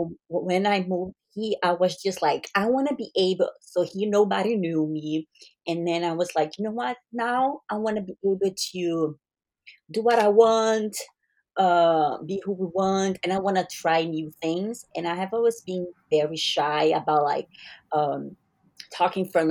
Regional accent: Brazil; I'm Brazilian. So I'm from Brazil

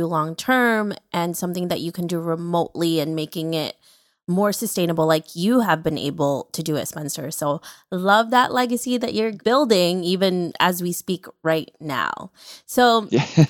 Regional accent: Philippines; I'm Filipino

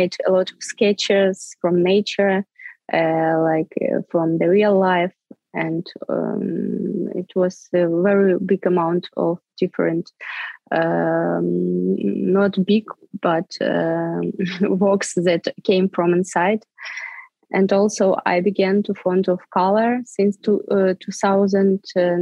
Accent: Svitlovodsk, Kirovohrad Oblast, Ukraine; English is a second language; moved away as an adult; also born or lived in Arkhangelsk, Russia / Kyiv, Ukraine; I was born in Arkhangelsk. It's a north of Russia. But in 1991, when the Soviet Union was stopped to exist, our family moved to Ukraine, to the central Ukraine, to the small town of Svetlovodsk.

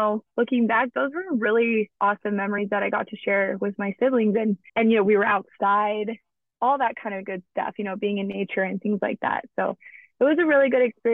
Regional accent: Alaska, United States; I grew up in Alaska

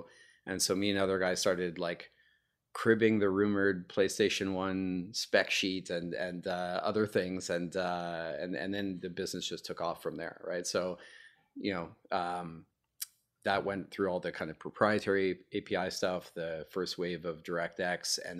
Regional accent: Montreal, Quebec, Canada; I'm originally from Montreal, Canada, and I got my start at a company there called Matrox Graphics

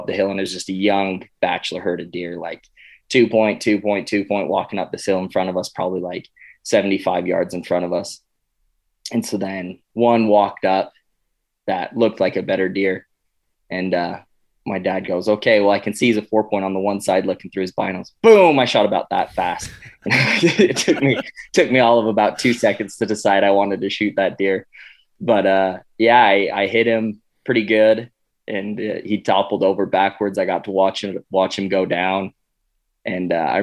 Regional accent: Cedar City, Utah, United States; I grew up in southern Utah in a town called Cedar City

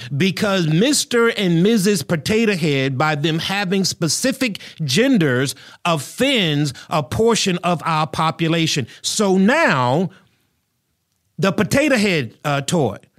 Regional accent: United States; I'm an American. I live in the United States of America.

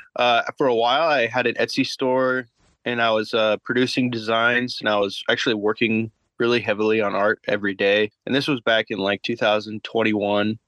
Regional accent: Boise, Idaho, United States; I'm from Boise, Idaho.

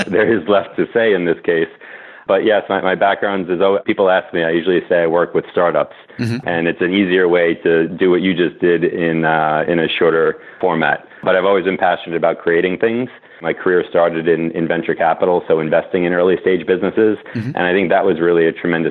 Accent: New York City, New York, United States; also born or lived in Massachusetts; Rob and I grew up together in Brooklyn, New York

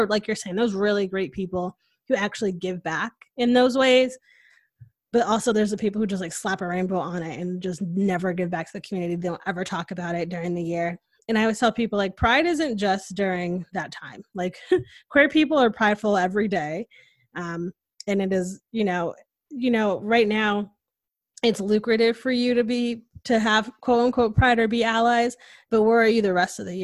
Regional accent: Connecticut, United States; now in Texas, United States; I'm from Connecticut

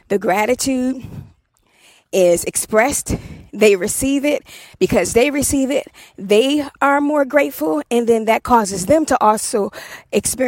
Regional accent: Washington, District of Columbia, United States; moved away; I'm from Southeast DC

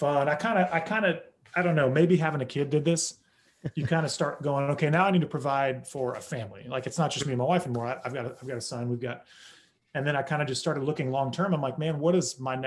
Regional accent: Oklahoma, United States; now in Nashville, United States; growing up in Oklahoma

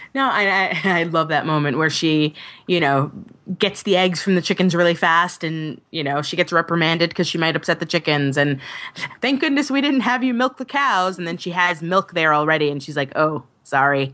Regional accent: Long Island, New York, United States; I grew up on Long Island and it's boring as all get out.

